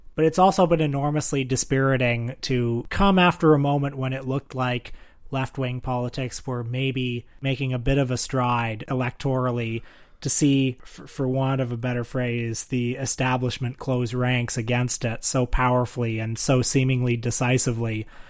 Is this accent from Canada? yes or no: yes; Canada; I'm a Canadian